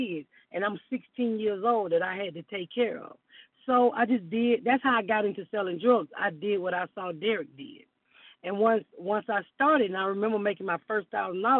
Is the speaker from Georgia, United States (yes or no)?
yes; Atlanta, Georgia, United States; I'm from Atlanta